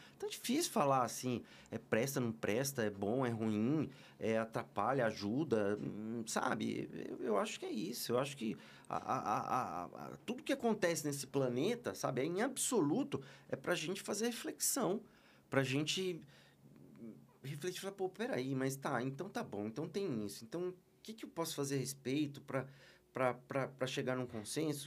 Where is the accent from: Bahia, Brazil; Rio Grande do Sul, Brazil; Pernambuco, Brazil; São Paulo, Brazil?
São Paulo, Brazil; Osasco; Sou de São Paulo, sou de São Paulo. Eu sou nato de Osasco, cidade de, de louco